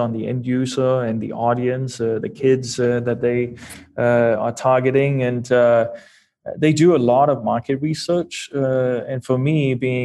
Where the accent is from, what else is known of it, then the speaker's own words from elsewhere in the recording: Denmark; English is a second language; moved away as an adult; now in United States; I wasn't born and raised in Kansas City. You know, I'm a full-blooded Dane.